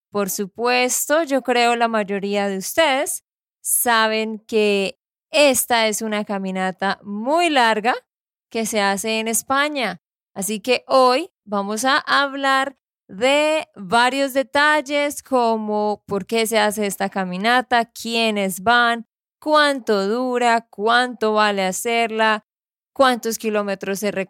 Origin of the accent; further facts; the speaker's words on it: Santander, Colombia; de Santander, Colombia.